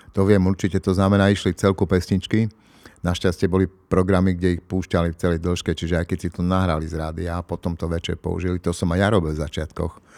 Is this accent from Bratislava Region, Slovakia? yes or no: no; Košice, Košice Region, Slovakia; u nás v Košiciach